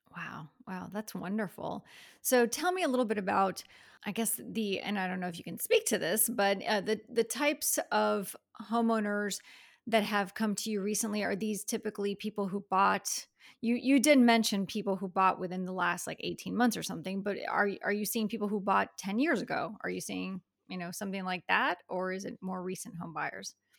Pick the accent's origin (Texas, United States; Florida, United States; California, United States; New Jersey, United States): Florida, United States; Miami; now in Gainesville, United States; Miami girls who moved up here and never left.